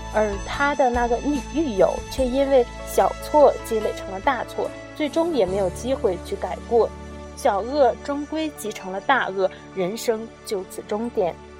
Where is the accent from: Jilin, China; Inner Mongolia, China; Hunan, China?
Inner Mongolia, China; Genhe; 我们家乡自己的微信公众平台，掌上根河